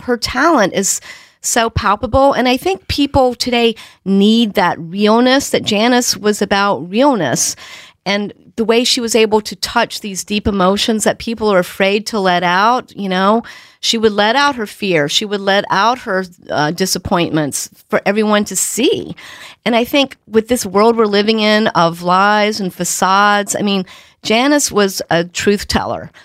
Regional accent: North Carolina, United States; moved away; I'm from North Carolina

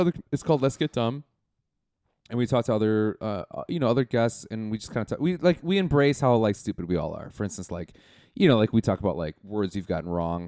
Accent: Milwaukee, Wisconsin, United States; moved away; I'm from Milwaukee, Wisconsin

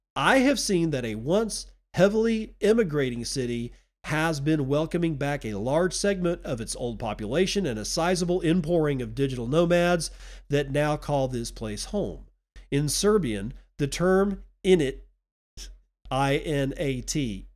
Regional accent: United States; also born or lived in Texas; now in Eastern Washington, United States; I'm an American.

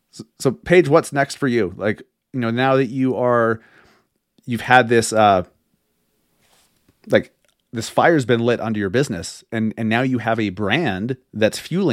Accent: Sandy, Utah, United States; also born or lived in Holladay, Utah; I grew up here. I grew up in Sandy, then lived in Holiday most of my life. And then I've lived all around the Salt Lake Valley.

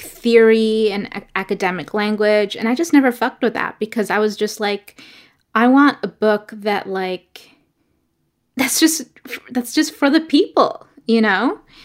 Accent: New York City, New York, United States; also born or lived in Ecuador; I was born in Ecuador and grew up in New York City. in Brooklyn and in Queens

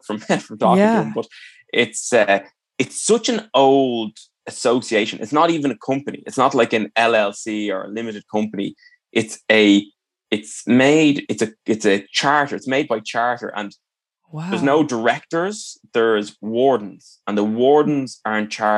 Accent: Ireland; I'm obviously Irish

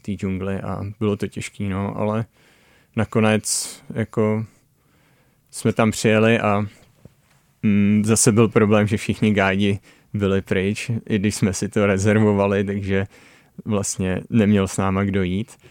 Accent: Dyje-Svratka Valley lowland, South Moravian Region, Czechia; moved away as an adult; now in British Columbia, Canada; jsem se narodil v Polavské nížině

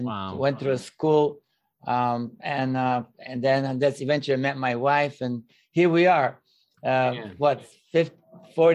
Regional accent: Bulgaria; moved away as an adult; now in United States; I was born and raised in Bulgaria, which at the time was communist country

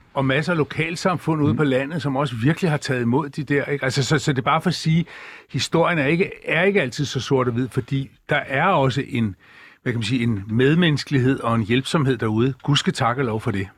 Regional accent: Bornholm, Capital Region of Denmark, Denmark; Jeg er født på Bornholm oprindeligt

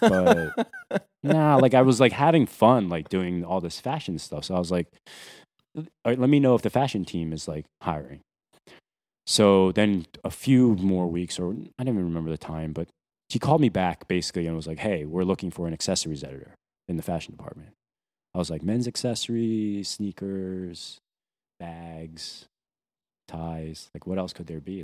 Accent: New Jersey, United States; moved away as an adult; also born or lived in Taiwan / Boston; now in New York, United States; originally from Taiwan, but I grew up mostly in New Jersey, South Jersey.

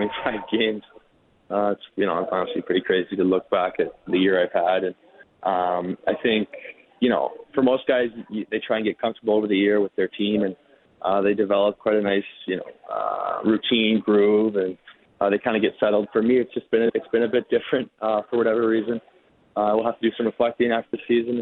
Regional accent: Cranbrook, British Columbia, Canada; also born or lived in Nelson, British Columbia; now in Calgary, Canada; I'm originally from – I was born in Cranbrook, obviously, but my family lives in Nelson, B.C.

